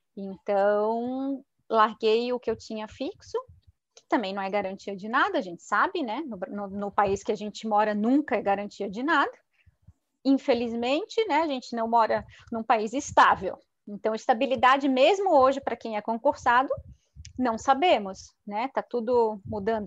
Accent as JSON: {"language": "Portuguese", "town": "Florianópolis", "region": "Santa Catarina", "country": "Brazil", "tie": "born or raised there", "also_born_or_lived": "São Paulo / Itajaí", "moved": "as an adult", "lives_now": "Curitiba, Brazil", "said": "eu sou nascida em Florianópolis"}